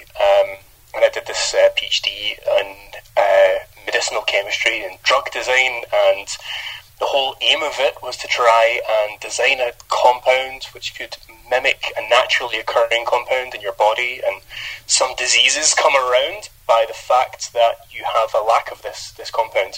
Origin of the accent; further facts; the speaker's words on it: Scotland, United Kingdom; moved away; growing up as a kid in Scotland, I thought I had one of the worst accents, but since moving away from Scotland